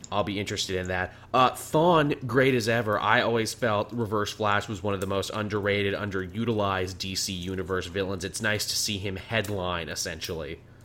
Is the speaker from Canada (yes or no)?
yes; Canada; as a Canadian